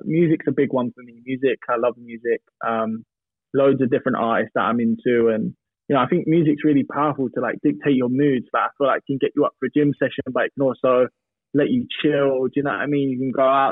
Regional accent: Norwich, East of England, United Kingdom; I grew up in Norwich

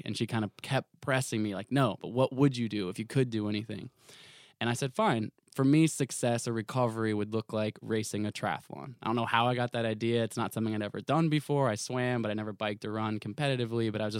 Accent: Portland, Oregon, United States; I grew up in Portland, Oregon.

